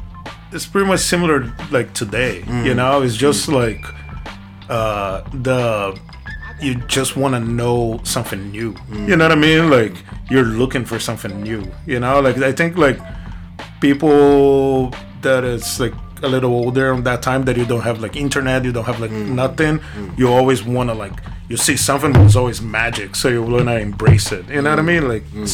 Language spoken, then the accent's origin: English; Guarulhos, São Paulo, Brazil; English is a second language; moved away as an adult; also born or lived in Spain; now in New York City, United States; I'm from like the very like center downtown Sao Paulo, mm-hmm. but I grew up in Guarulhos. Mm-hmm. That is where is the airport